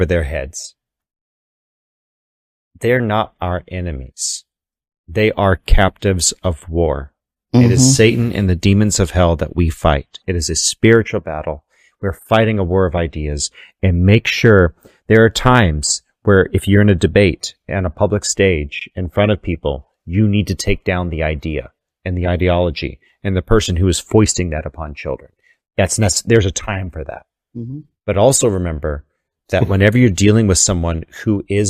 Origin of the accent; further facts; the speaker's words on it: Texas, United States; I'm from Texas